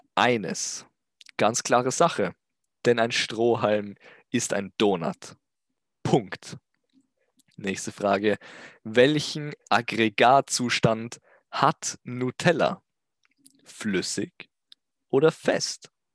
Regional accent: Austria; Ich komme außerdem aus Österreich

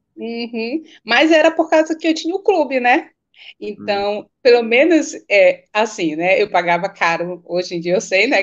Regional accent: Belém, Pará, Brazil; sou do Pará, sou de Belém do Pará, sou tua conterrânea

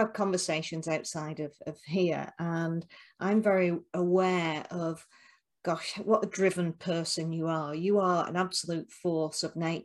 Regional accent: Rochdale, North West England, United Kingdom; my hometown of Rochdale. So we've got two Rochdale girls here, born and bred

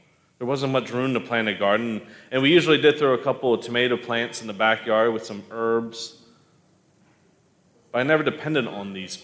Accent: Owings Mills, Maryland, United States; born or raised there; also born or lived in Philadelphia, Pennsylvania / Middletown, Maryland

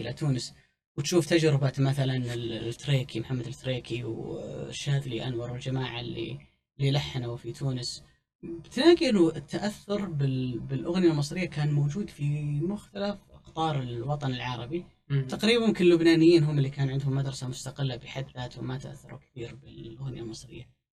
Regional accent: Saudi Arabia; عندنا في السعودية

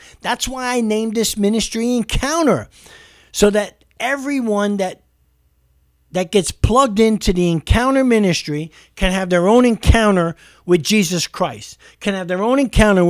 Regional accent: New York City, New York, United States; I mean, I grew up in New York City.

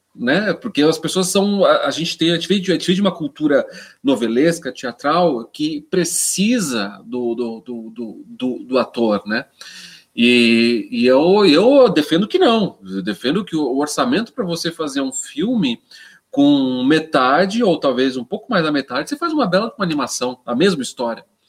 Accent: Jundiaí, São Paulo, Brazil; now in São Paulo, Brazil; eu sou paulista, né? sou, eu sou, eu sou de Jundiaí, sou do interior de São Paulo, mas eu, eu, eu, eu me fiz em São Paulo

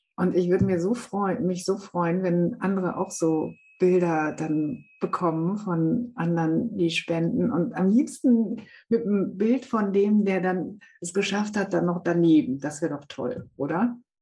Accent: Münsterland, North Rhine-Westphalia, Germany; ich komme aus Münsterland, also mhm. Münsterland da wirst du mit dem Sattel unterm Hintern geboren

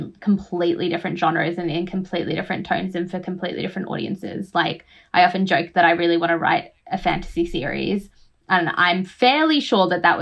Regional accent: Australia; born or raised there; also born or lived in Fiji

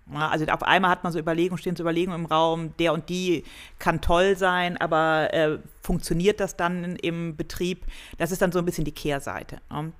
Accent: Cologne, North Rhine-Westphalia, Germany; moved away as an adult; now in Munich, Germany; Also ich komme aus Köln

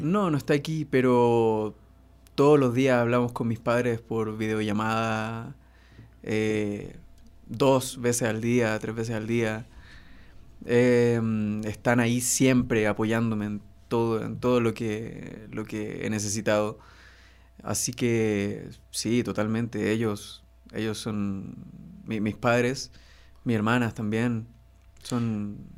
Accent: Iquique, Tarapacá, Chile; moved away as an adult; also born or lived in Santiago, Chile; now in Mexico; Yo nací en Santiago, pero me fui a vivir a los dos años a Iquique.

